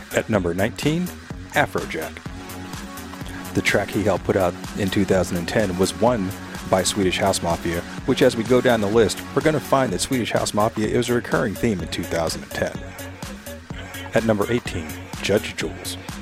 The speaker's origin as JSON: {"language": "English", "town": "San Bernardino", "region": "California", "country": "United States", "tie": "born or raised there", "said": "my hometown in San Bernardino, California"}